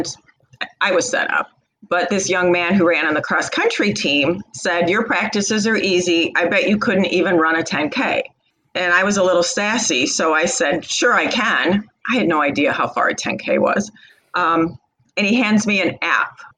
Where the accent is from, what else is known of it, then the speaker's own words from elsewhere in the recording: Rural Illinois, United States; Rural Illinois